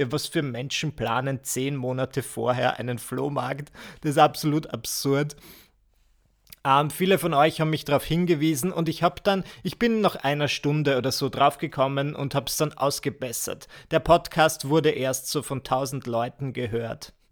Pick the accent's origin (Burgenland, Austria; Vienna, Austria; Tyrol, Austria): Burgenland, Austria; bin aber ins Burgenland gefahren, wo ich herkomme